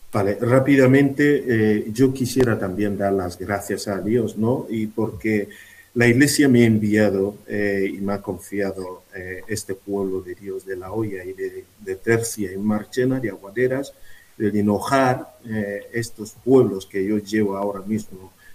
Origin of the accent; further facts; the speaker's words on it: Nigeria; Spanish is a second language; moved away as an adult; desde Nigeria, que es mi país, desde Nuku